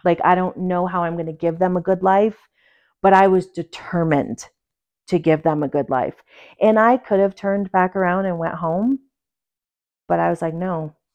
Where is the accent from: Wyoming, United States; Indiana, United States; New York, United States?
New York, United States; Port Jervis; moved away as an adult; also born or lived in Pueblo, Colorado / Durango, Colorado; now in Colorado, United States; I was born and raised in New York